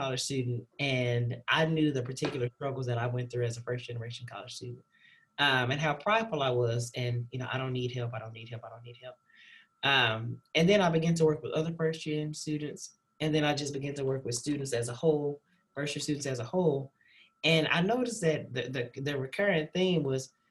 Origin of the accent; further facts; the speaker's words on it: Dallas, Texas, United States; moved away as an adult; also born or lived in Fayetteville, Arkansas; now in Waco, United States; I'm originally from Dallas, Texas